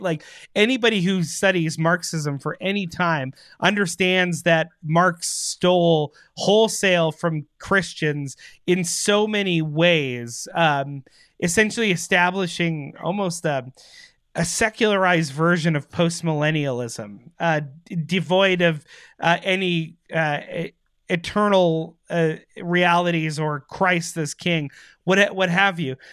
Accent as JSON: {"language": "English", "country": "Canada"}